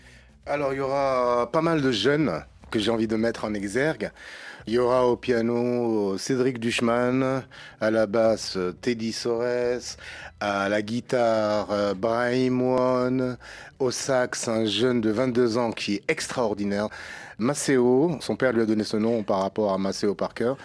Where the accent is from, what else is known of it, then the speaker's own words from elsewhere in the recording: Senegal; moved away; quand je retourne chez moi, au Sénégal